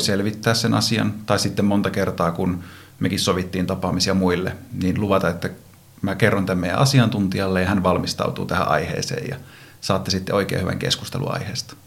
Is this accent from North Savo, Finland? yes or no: yes; Iisalmi, North Savo, Finland; moved away as an adult; also born or lived in Vaasa; now in Helsinki metropolitan area, Finland; Vaasassa synnyin ja tuolla Savossa Iisalmessa nuoruuteni elin